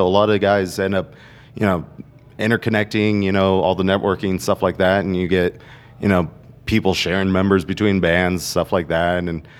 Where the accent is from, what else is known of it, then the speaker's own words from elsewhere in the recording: Colorado Springs, Colorado, United States; I'm from the Springs and I take pride